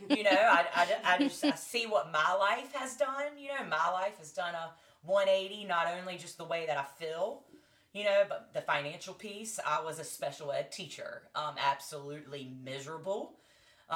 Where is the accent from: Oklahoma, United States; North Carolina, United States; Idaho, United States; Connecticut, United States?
North Carolina, United States; I'm from North Carolina